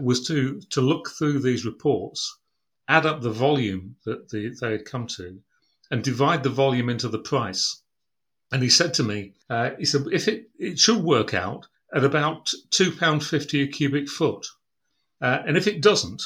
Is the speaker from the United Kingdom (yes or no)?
yes; Brough, Yorkshire and the Humber, United Kingdom; I was born in East Yorkshire, in Brough, on the banks of the River Humber in 1954